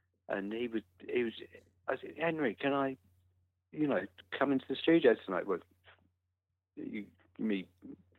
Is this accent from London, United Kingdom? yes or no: yes; London, United Kingdom; I was born and bred in London. I was born in Kentish Town. So I grew up around Kentish Town and Camden.